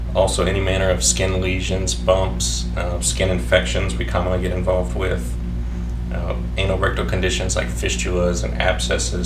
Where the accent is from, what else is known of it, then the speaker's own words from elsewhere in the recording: Opelousas, Louisiana, United States; also born or lived in Baton Rouge, United States / New Orleans, United States / Shreveport, United States; I'm from Opelousas. My dad's whole family is from here, and I grew up here in the city and went to high school locally